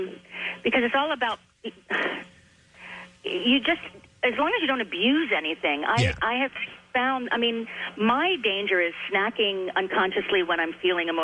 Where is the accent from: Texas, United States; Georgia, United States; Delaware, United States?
Delaware, United States; Claymont; also born or lived in Wilmington; I was born in Wilmington, raised in Claymont before we moved. My dad worked for General Motors, and we moved a lot.